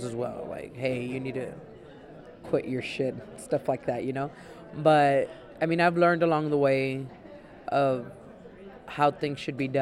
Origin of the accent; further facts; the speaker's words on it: Laredo, Texas, United States; I'm from Laredo, Texas.